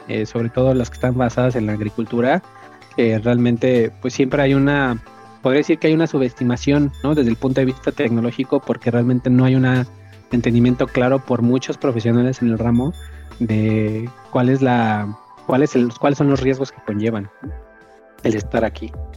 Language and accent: Spanish; Mexico City, Mexico; moved away as an adult; now in Guadalajara, Mexico; soy originario de Ciudad de México, radico en Guadalajara ya desde hace cinco años.